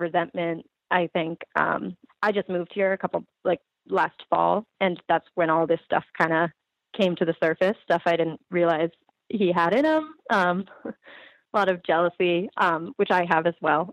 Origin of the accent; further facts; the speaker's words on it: Ridgefield, Connecticut, United States; now in Stamford, United States; I grew up in Ridgefield, um, but I live in Stamford